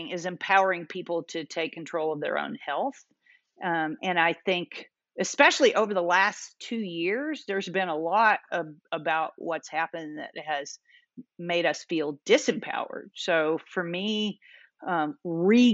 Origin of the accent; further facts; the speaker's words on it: Kentucky, United States; I grew up in Kentucky